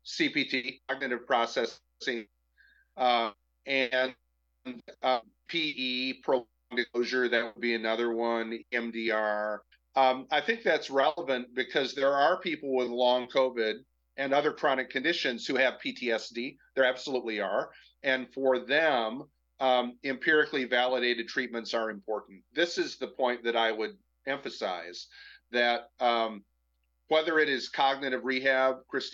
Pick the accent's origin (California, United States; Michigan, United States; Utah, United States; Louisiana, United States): Michigan, United States; I'm from Michigan